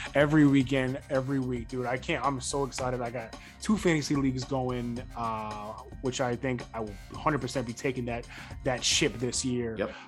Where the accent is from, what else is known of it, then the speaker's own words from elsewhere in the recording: Buffalo, New York, United States; my hometown Buffalo